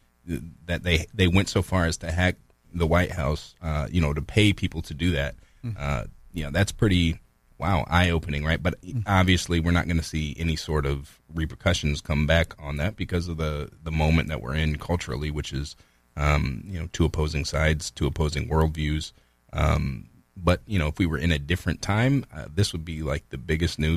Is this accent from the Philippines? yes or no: no; United States